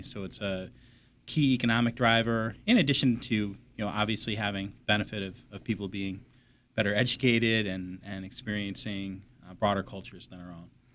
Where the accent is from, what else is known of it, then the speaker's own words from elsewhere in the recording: Peoria, Illinois, United States; also born or lived in Lake Geneva, Wisconsin; now in Southeastern Massachusetts, United States; adolescence in high school in, in Peoria, Illinois.